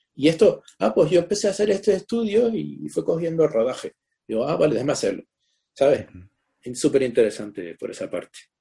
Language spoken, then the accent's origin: Spanish; Spain; moved away as an adult; Yo salí de España con 18 años y no he vuelto